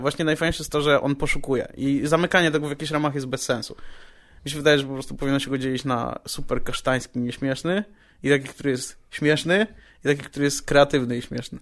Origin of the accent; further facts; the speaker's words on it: Radom, Masovian Voivodeship, Poland; moved away; jak byłem u siebie w Radomiu na chacie